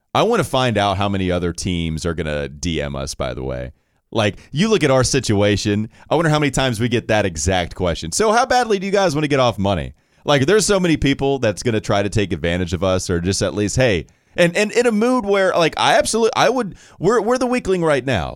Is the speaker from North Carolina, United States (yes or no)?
yes; Catawba County, North Carolina, United States; I grew up in Catawba County